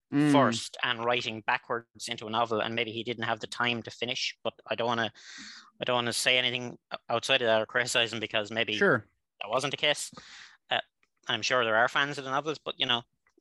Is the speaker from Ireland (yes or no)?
yes; Ireland; which is short for Joseph, not Josiah in this instance. I'm from Ireland, so I'm several thousand miles away from where you are right now.